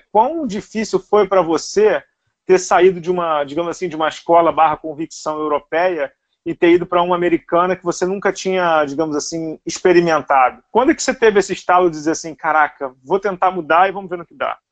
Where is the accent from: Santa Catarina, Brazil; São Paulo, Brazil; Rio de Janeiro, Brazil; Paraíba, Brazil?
Rio de Janeiro, Brazil; Você é tijucano que nem eu